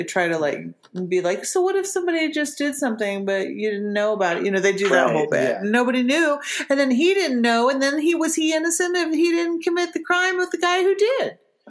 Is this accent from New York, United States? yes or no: no; Southern Ohio, United States; I grew up in Southern Ohio.